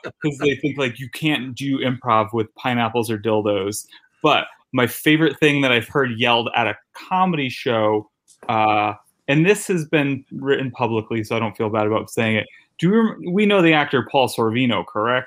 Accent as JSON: {"language": "English", "town": "New Haven", "region": "Connecticut", "country": "United States", "also_born_or_lived": "New York", "moved": "as an adult", "said": "in Connecticut, I'm from New Haven, Connecticut"}